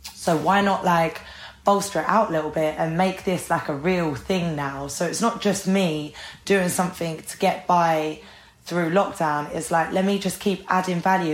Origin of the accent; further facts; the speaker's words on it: Ireland; I'm Irish.